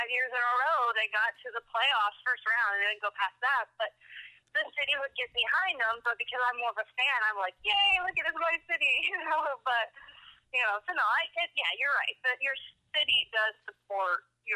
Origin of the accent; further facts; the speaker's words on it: Spokane, Washington, United States; moved away as an adult; also born or lived in Nashville; I'm back in my hometown